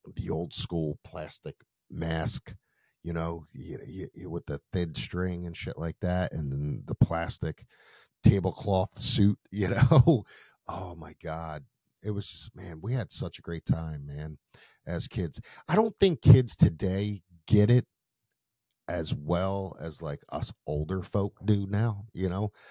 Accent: Philadelphia, Pennsylvania, United States; I grew up in Philadelphia, so there was the old Byberry Estate that everybody went

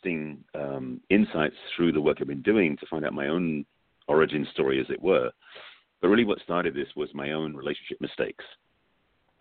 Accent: England, United Kingdom; moved away; I'm from England

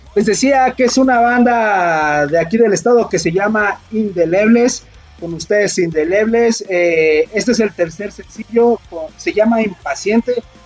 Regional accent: Coyotepec, State of Mexico, Mexico; soy de aquí de Coyotepec

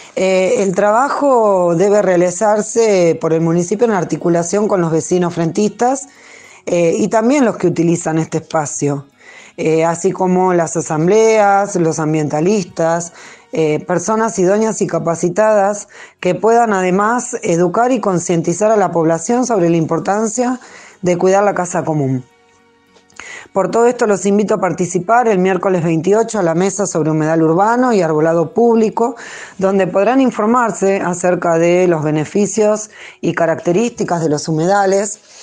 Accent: Berisso, Buenos Aires Province, Argentina; nací acá en Berizo

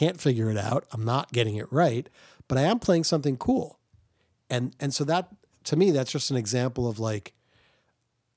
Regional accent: New Jersey, United States; now in Providence, United States; Ryan and I grew up together in New Jersey

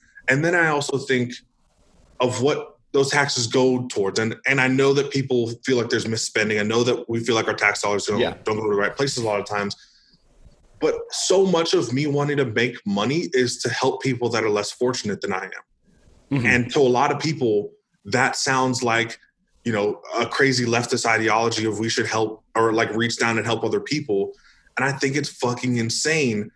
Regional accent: Northern California, United States; moved away as an adult; also born or lived in Idaho; now in Arizona, United States; I grew up in California. I lived in California for 22 out of 26 years of my life

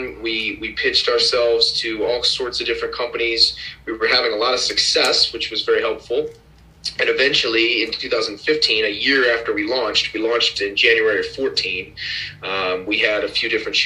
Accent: St. Louis, Missouri, United States; moved away as an adult; now in Flagstaff, United States; I was born and raised in St. Louis, Missouri

